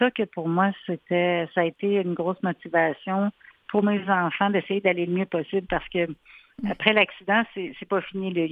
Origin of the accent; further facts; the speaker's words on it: Quebec City, Quebec, Canada; moved away as an adult; now in Montreal, Canada; Ah non, en fait, moi je viens de Québec.